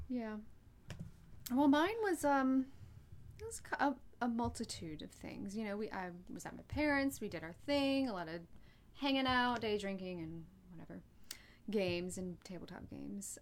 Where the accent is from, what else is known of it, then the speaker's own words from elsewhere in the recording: North Carolina, United States; also born or lived in Florida; I grew up in North Carolina, I lived in Florida for nine years.